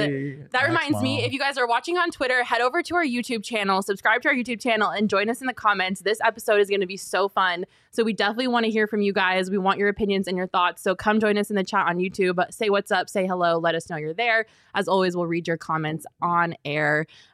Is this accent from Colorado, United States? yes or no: yes; Colorado, United States; So I'm from Colorado.